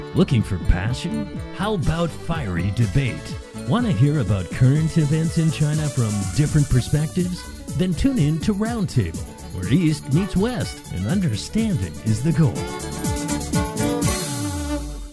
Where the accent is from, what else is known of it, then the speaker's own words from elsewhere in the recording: Scarborough, Yorkshire and the Humber, United Kingdom; Scarborough, my hometown